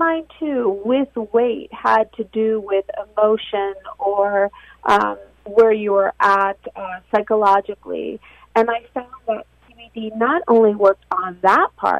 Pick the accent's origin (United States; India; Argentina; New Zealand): Argentina; moved away; I was born in Argentina